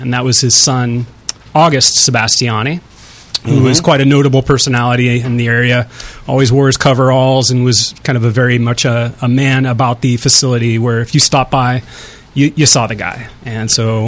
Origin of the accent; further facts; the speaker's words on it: Walla Walla, Washington, United States; I grew up around Walla Walla, which a lot of people know for the quality of wine out there